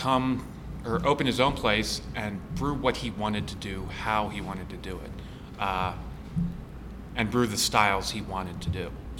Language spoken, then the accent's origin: English; Philadelphia, Pennsylvania, United States; I'm an Italian from Philly. Food is king